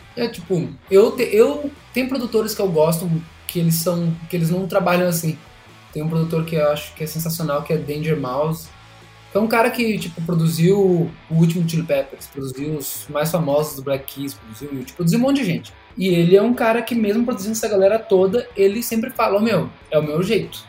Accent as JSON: {"language": "Portuguese", "country": "Brazil", "tie": "born or raised there", "said": "Eu cresci na Zona Norte"}